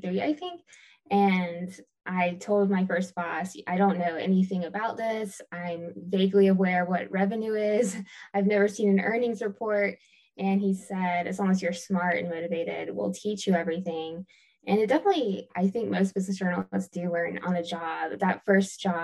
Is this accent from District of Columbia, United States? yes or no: no; Augusta, Georgia, United States; moved away; also born or lived in Greenville, South Carolina; I'm originally from Augusta, Georgia, and I went to school in Greenville, South Carolina